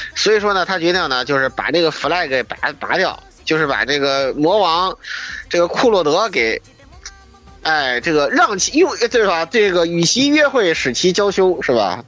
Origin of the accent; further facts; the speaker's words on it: China; 作为中国人看